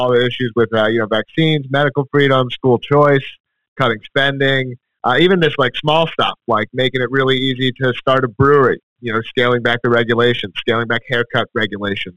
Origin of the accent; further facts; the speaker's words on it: Philadelphia, Pennsylvania, United States; moved away as an adult; now in Manchester, United States; grew up in Philadelphia originally